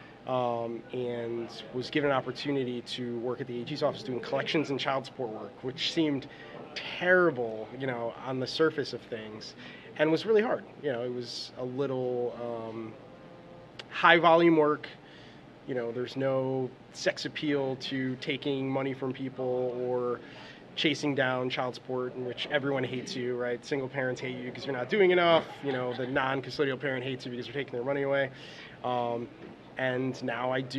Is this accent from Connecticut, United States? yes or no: yes; Naugatuck, Connecticut, United States; also born or lived in Bridgeport, Connecticut / Boston, Massachusetts; originally, I was born in Bridgeport, Connecticut, moved to Naugatuck, Connecticut when I was about 3, and pretty much lived and grew up in Naugatuck, Connecticut